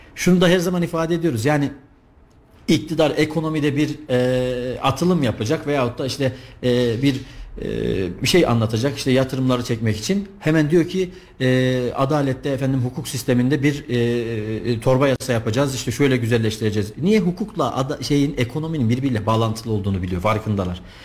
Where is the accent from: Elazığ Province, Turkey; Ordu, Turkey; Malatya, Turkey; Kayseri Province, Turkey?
Kayseri Province, Turkey; also born or lived in Istanbul; bin dokuz yüz seksen yedi Kayseri doğumluyum